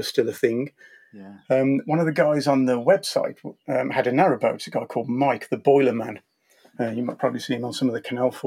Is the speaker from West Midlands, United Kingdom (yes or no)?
yes; Wednesbury, West Midlands, United Kingdom; moved away; I was brought up next to the canals in the Black Country. I was brought up in Wensbury, which is near West Bromwich